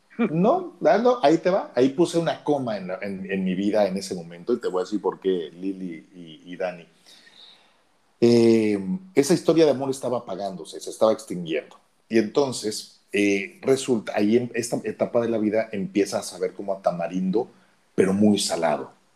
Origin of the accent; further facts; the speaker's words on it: Mexico City, Mexico; moved away as an adult; also born or lived in Oaxaca / Cancún; los chilangos, los que nacimos en la Ciudad de México, no somos muy queridos